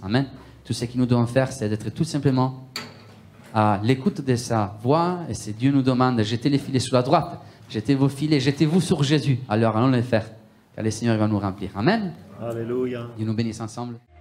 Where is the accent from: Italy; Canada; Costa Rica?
Italy; accent: Italian; French is a second language; moved away; Moi, je viens de l'Italie